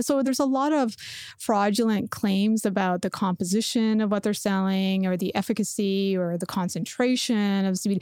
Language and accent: English; Canada; growing up in Canada